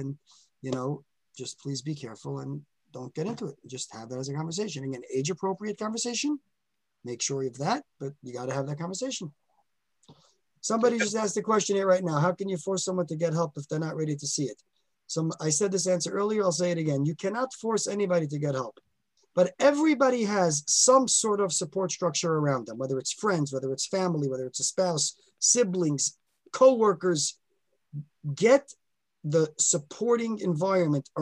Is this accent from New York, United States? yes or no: yes; New York City, New York, United States; I grew up in Borough Park